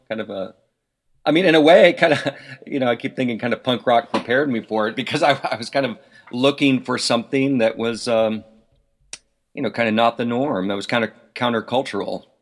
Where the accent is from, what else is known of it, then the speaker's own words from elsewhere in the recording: Atlanta, Georgia, United States; I grew up in Atlanta